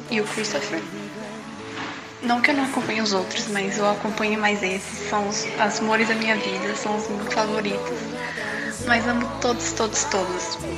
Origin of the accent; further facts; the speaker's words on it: São Paulo, Brazil; sou a …, sou de São Paulo, capital